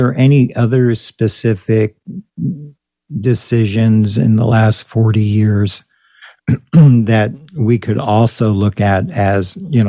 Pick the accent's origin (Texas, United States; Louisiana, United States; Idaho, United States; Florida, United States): Texas, United States; now in San Diego, United States; I was complaining about prices because I came from Texas, where you could buy an affordable house for $59,000 or a nice house for $129,000.